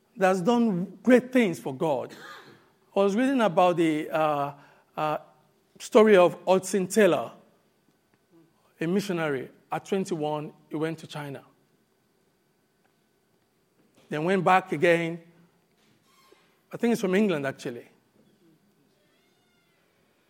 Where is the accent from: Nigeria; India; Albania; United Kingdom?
Nigeria; moved away; When I grew up in Nigeria and I got to become born again